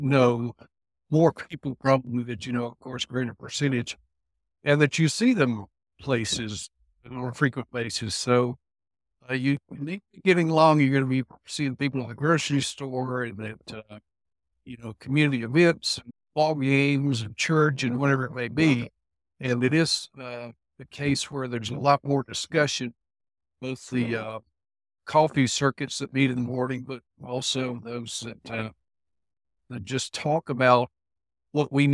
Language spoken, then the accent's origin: English; Alabama, United States; also born or lived in Starkville, Mississippi; came back to my home state of Alabama